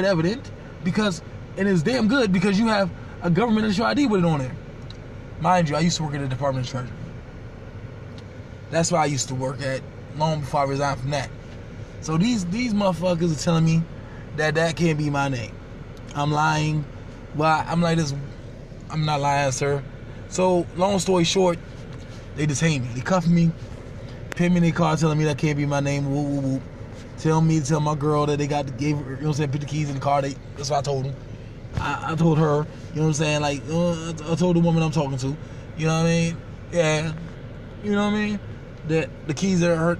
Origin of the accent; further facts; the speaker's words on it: Northern Virginia, United States; now in Maryland, United States; I'm from Virginia, born and raised, Northern Virginia